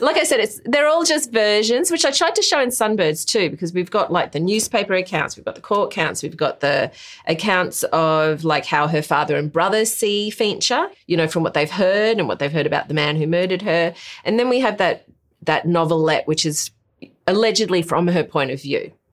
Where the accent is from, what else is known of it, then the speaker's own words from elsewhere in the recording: Brisbane, Queensland, Australia; growing up in Brisbane, as Eurasian